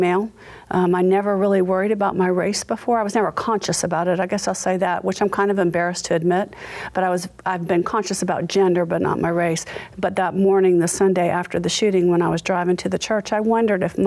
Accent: Charleston, South Carolina, United States; also born or lived in Massachusetts; I was born in Massachusetts, and my parents moved to Charleston when I was 2 years old, so I consider myself a Charlestonian.

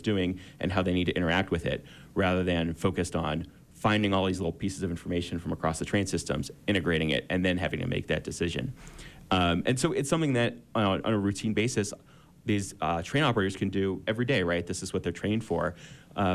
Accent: Florida, United States; when I was a kid growing up in Florida

